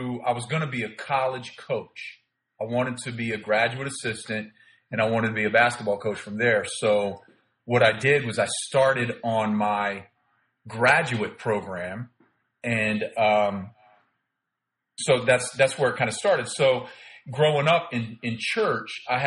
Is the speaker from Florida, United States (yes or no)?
yes; Plant City, Florida, United States; moved away as an adult; also born or lived in Miami, Florida; I grew up in Plant City, Florida from the time I was in sixth grade